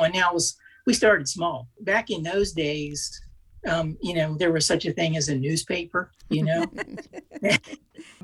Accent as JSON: {"language": "English", "region": "Virginia", "country": "United States", "tie": "born or raised there", "also_born_or_lived": "Boston / California", "moved": "as an adult", "lives_now": "Arizona, United States", "said": "I grew up in Virginia on a dairy farm"}